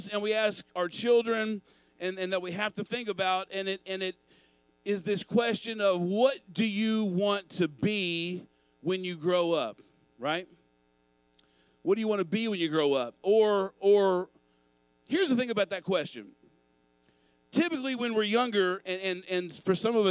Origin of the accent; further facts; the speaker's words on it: Owensboro, Kentucky, United States; When I was a kid growing up in Owensboro, Kentucky